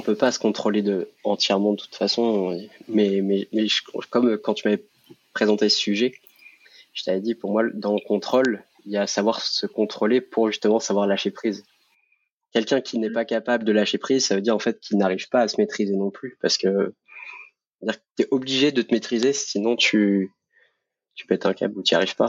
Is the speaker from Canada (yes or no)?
no; Montpellier, Occitania, France; j'habite actuellement à côté de Montpellier. je suis né là-bas, donc je suis un sudiste et fier de l'être